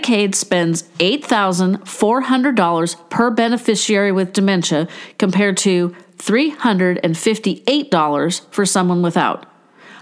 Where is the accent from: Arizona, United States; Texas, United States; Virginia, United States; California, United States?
California, United States; my home state of California